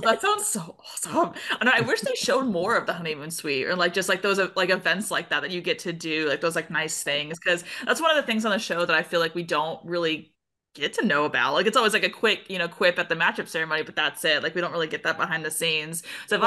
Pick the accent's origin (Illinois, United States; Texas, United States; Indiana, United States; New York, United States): Texas, United States; accent: twang; now in Missouri, United States; I'm from Texas originally, and so whenever I go home, I live in Missouri now